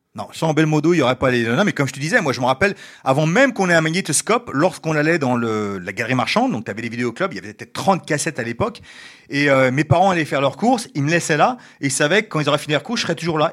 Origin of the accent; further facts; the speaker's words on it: Ivry-sur-Seine, Île-de-France, France; moved away as an adult; also born or lived in United States / Japan / China; je suis né en France, à Ivry. j'ai vécu en France jusqu'à environ 20 ans